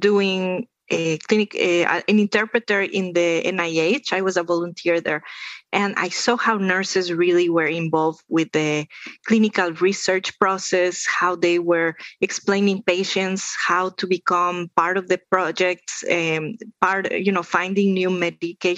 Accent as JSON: {"language": "English", "region": "Andes", "country": "Ecuador", "moved": "yes", "said": "the Andes, where I am from. I am from Ecuador"}